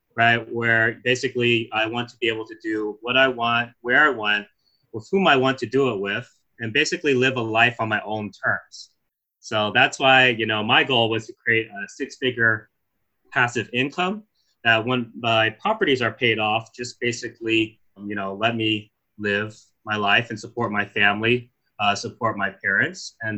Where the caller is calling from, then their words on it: Sacramento, California, United States; I'm dialing in from California.